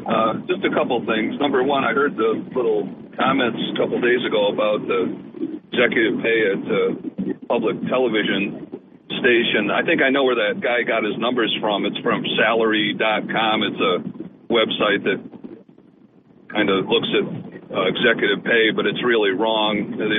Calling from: Port Dickinson, New York, United States; It's … from Port Dickinson.

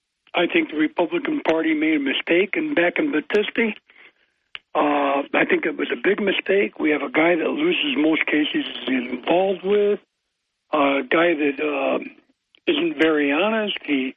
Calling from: New York, United States; from the Forks.

